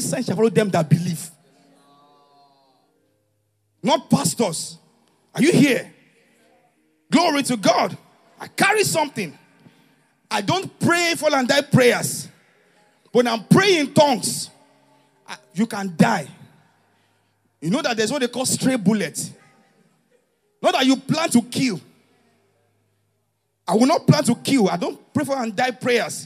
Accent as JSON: {"language": "English", "area": "Ijebu", "region": "Ogun State", "country": "Nigeria", "moved": "yes", "said": "I'm an Ijebu guy"}